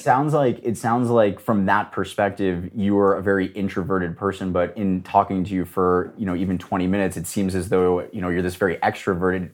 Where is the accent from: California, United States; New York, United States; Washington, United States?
California, United States; Los Angeles; I grew up in Los Angeles